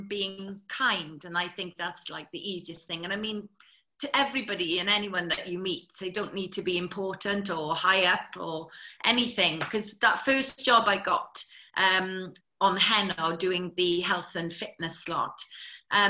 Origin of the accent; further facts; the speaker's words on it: Carmarthenshire, Wales, United Kingdom; I'm from Carmarthenshire originally. I'm a milkman's daughter. So brought up working pretty hard from a very young age